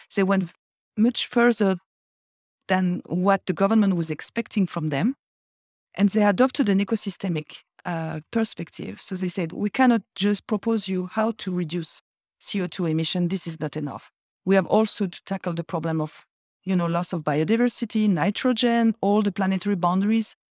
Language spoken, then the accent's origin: English; Brittany, France; I'm from Brittany. I'm originally from Brittany